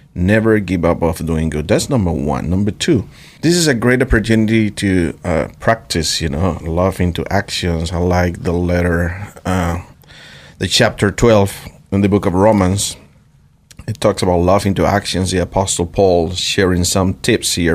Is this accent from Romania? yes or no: no; Venezuela; now in Idaho, United States; I come from Venezuela